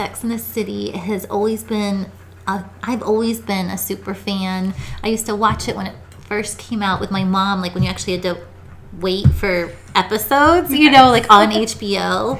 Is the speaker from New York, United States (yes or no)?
no; Boston, Massachusetts, United States; moved away as an adult; now in Reno, United States; I was born in Boston, Massachusetts. I live in Reno now. I am originally from the East Coast, but floated out here about a decade ago